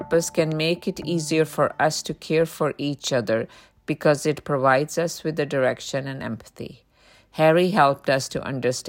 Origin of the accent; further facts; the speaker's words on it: Punjab, India; English is a second language; now in United States; growing up in Punjab, having my grandparents, the whole clan caring for you, not just the parents, the whole clan is caring for you. And when I moved to the US